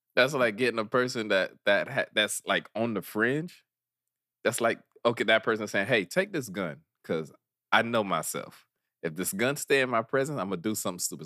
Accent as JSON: {"language": "English", "town": "Miami", "region": "Florida", "country": "United States", "tie": "born or raised there", "said": "we grew up near Wynwood"}